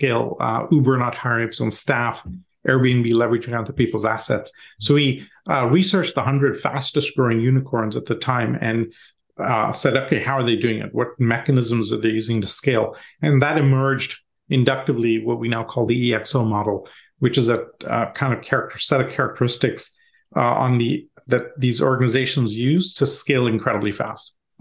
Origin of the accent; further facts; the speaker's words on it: Canada; moved away as an adult; also born or lived in India / Europe; now in United States; Parents emigrated to Canada when I was young, did my schooling and university there.